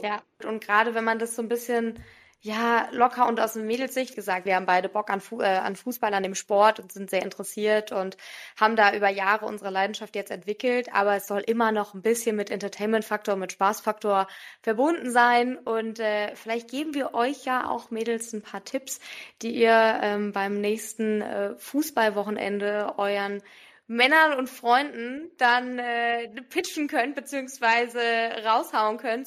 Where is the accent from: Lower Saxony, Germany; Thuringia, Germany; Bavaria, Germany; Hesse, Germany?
Hesse, Germany; Wiesbaden; also born or lived in Darmstadt; ich komme aus Wiesbaden